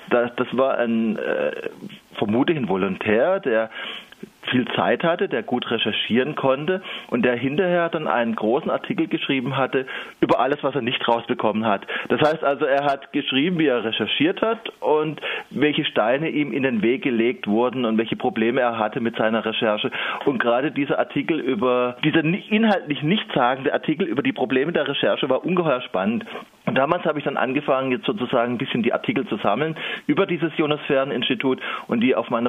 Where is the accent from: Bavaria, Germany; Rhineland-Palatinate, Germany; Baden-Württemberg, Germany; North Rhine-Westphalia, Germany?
Baden-Württemberg, Germany; Ich komme ja aus dem Landkreis Emding, da ist es sozusagen direkt von meiner Haustür und ich habe da in Anführungszeichen ein heimatkundliches Interesse